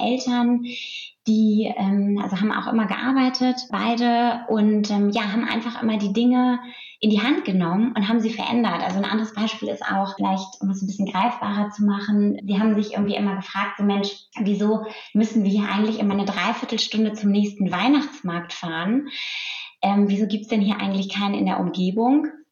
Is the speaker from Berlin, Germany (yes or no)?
no; Lüneburg Heath, Lower Saxony, Germany; ein, ein, Bauernhof, auf dem ich aufgewachsen bin, nur mit meiner Familie